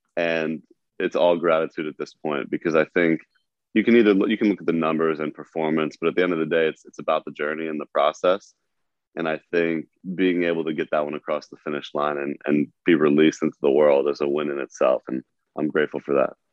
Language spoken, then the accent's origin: English; New York, United States; I was being a New Yorker